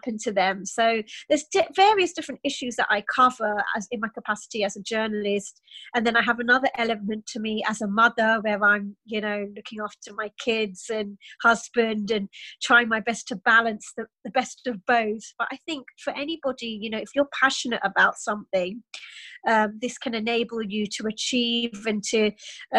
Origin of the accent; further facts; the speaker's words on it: London, United Kingdom; I am a Sri Lankan Muslim myself, but I was born in London. And both my parents are Sri Lankan